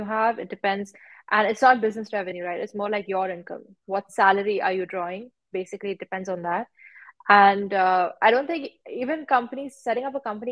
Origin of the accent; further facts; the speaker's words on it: Mumbai, Maharashtra, India; moved away as an adult; now in Dubai, United Arab Emirates; I'm from Mumbai. So I've grown up there, all my schooling and everything was done there